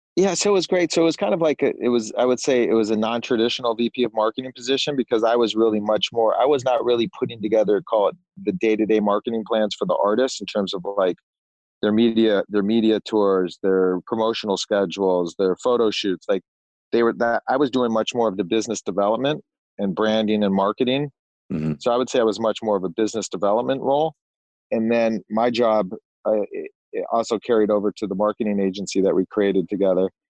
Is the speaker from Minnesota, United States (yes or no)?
no; suburb outside San Francisco, Northern California, United States; moved away as an adult; also born or lived in Arizona / Los Angeles; I grew up in Northern California, in a small little suburb uh, suburb outside of San Francisco